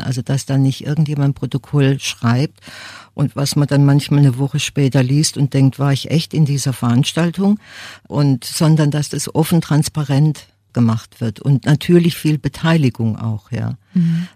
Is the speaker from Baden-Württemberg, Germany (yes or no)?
yes; Freiburg, Baden-Württemberg, Germany; ich bin hier in Freiburg aufgewachsen